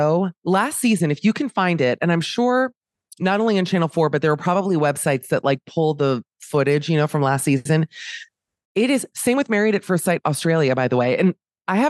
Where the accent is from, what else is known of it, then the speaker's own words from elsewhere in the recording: Miami, Florida, United States; I'm from Miami